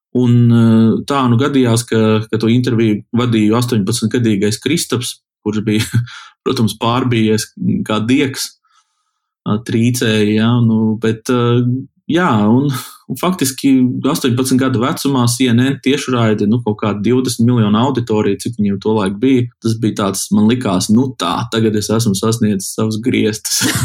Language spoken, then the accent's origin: Latvian; Kuldīga, Kurzeme, Latvia; esmu kuldīdznieks